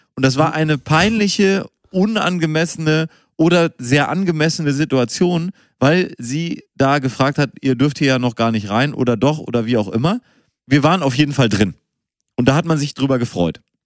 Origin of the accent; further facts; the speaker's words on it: Münster, North Rhine-Westphalia, Germany; dass ich in Münster geboren bin